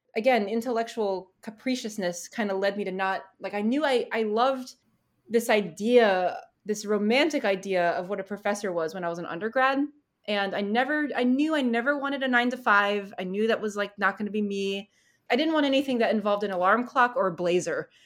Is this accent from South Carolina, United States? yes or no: no; Vermont, United States; I'm from Vermont